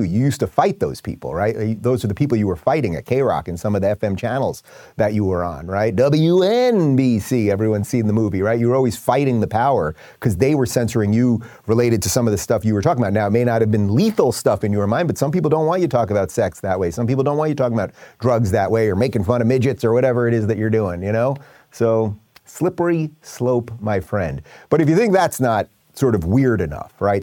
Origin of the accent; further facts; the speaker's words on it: New York, United States; I grew up in New York listening to Howard Stern